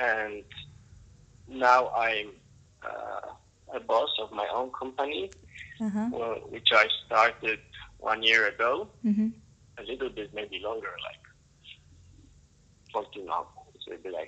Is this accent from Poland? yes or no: yes; Poland; I'm from Poland. I'm 26